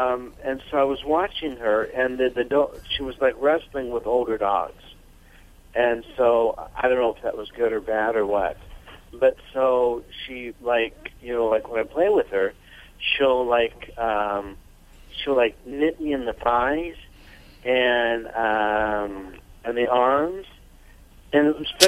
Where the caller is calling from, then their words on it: Santa Maria, California, United States; From Santa Maria, California.